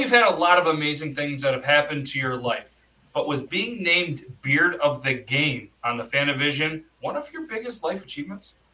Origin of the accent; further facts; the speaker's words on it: New York, United States; I love nice. garlic. I'm from New York.